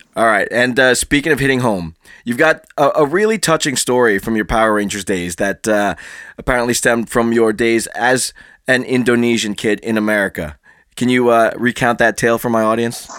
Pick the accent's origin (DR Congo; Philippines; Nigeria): Philippines; I'm I'm Filipino